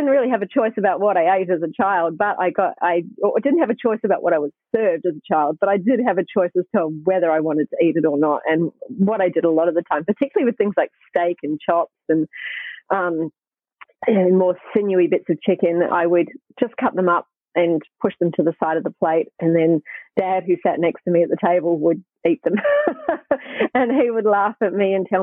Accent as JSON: {"language": "English", "town": "Hamilton", "region": "Waikato", "country": "New Zealand", "tie": "born or raised there", "moved": "yes", "lives_now": "Australia", "said": "I grew up in New Zealand, by the way, so I live in Australia now, but I was living in New Zealand in Hamilton"}